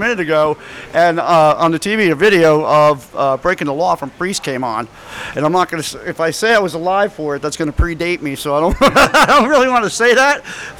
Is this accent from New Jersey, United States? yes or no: yes; New Jersey, United States; I am from Jersey. Yeah. That's got a lot to do with it probably, right?